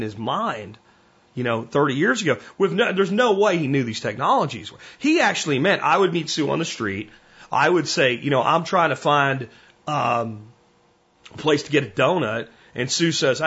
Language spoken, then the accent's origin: English; Pennsylvania, United States; what I grew up hunting in Pennsylvania